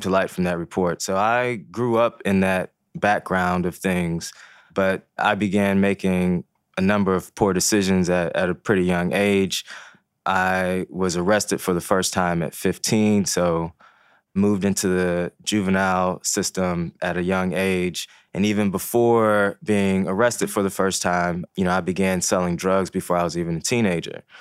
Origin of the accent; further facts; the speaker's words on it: Ferguson, Missouri, United States; first language Haitian Creole; English is a second language; moved away; also born or lived in Baltimore, Maryland; growing up in Ferguson, Missouri